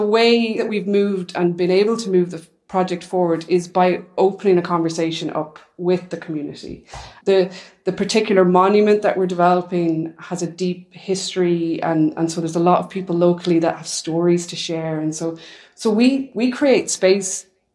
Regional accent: Ireland; moved away; I'm from Ireland

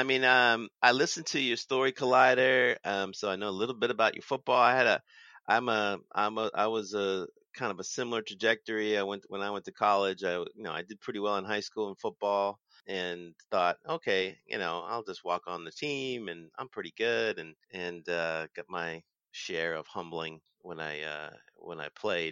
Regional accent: Boston, Massachusetts, United States; I'm from Boston originally.

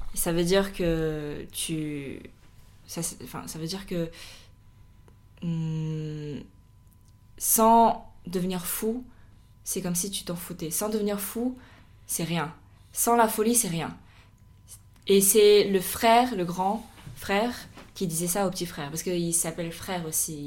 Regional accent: France; on est des Chinois qui ont grandi en France

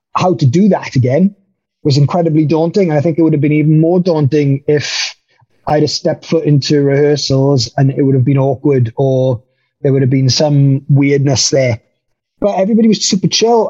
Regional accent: Wales, United Kingdom; moved away as an adult; also born or lived in the Valleys, Wales; now in Germany; I'm now a full fledged uh, German as well as a Welshman

